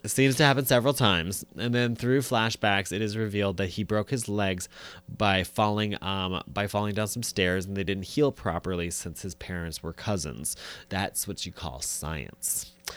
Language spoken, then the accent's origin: English; United States; as an American